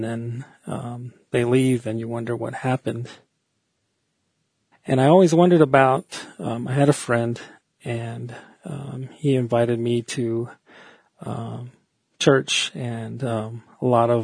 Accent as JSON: {"language": "English", "town": "Fort Defiance", "region": "Arizona", "country": "United States", "tie": "born or raised there", "also_born_or_lived": "New Mexico / Window Rock, Arizona", "said": "I live in Window Rock, Arizona, and I was born in Fort Defiance, and I've lived here about 23 years in Arizona"}